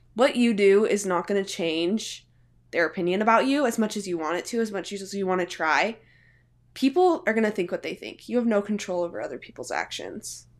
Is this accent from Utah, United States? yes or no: yes; Salt Lake City, Utah, United States; I'm from Salt Lake City, Utah